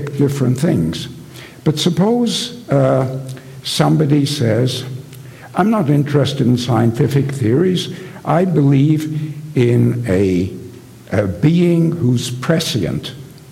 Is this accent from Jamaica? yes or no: no; England, United Kingdom; when I was young, I was growing up in England